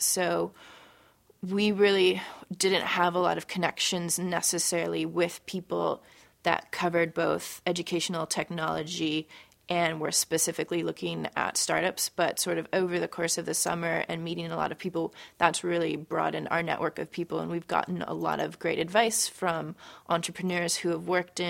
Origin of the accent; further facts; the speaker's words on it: San Francisco, California, United States; also born or lived in Portland, Oregon; I'm the co-founder of Known, and I'm from San Francisco, California.